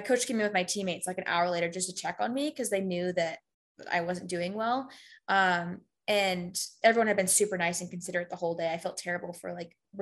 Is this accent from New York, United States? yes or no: no; Houston, Texas, United States; moved away as an adult; I'm from Houston